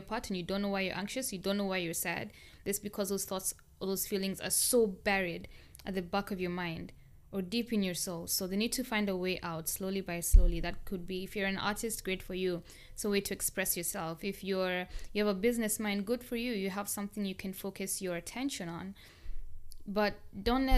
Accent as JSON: {"language": "English", "country": "Kenya", "tie": "born or raised there", "moved": "as an adult", "lives_now": "United States", "said": "I grew up in Kenya for my childhood and most of my adult life. Like basically from when I was 1 year to about 20 years or 19 years old."}